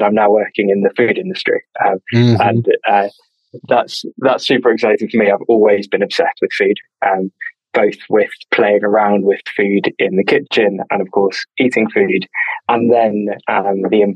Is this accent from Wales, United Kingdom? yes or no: no; London, United Kingdom; We grew up together in North London